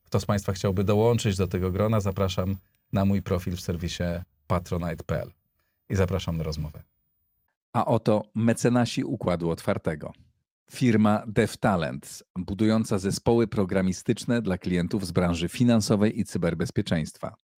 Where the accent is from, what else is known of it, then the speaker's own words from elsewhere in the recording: Greater Poland, Poland; moved away; ja się wychowałem w Wielkopolsce